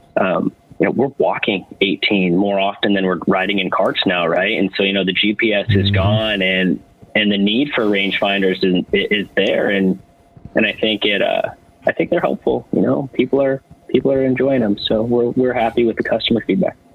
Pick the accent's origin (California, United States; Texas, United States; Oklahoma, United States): California, United States; we're all from California